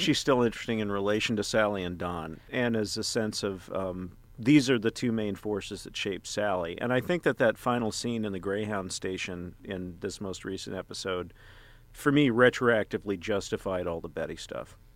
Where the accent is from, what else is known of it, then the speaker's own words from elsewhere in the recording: Texas, United States; moved away; my home state of Texas in a small town